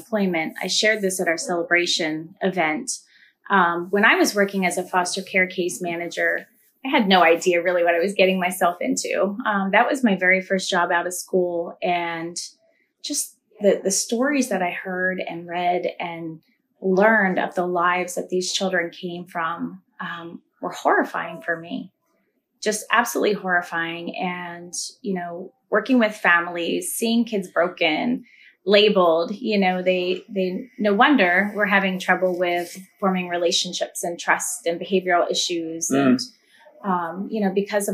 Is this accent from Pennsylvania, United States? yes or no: yes; Lebanon County, Pennsylvania, United States; So I was born and raised here in Lebanon County, went to Lebanon City Schools till about third grade